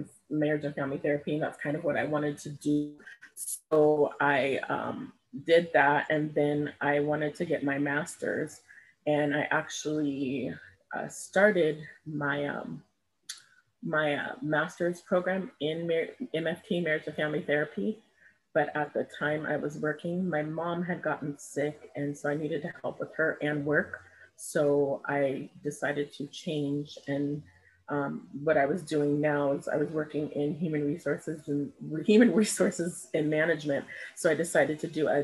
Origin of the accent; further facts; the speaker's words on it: Pasadena, California, United States; I was born and raised in Pasadena, California